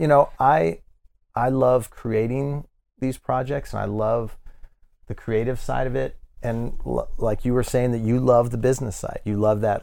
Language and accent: English; Denver, Colorado, United States; born or raised there; moved away; also born or lived in Miami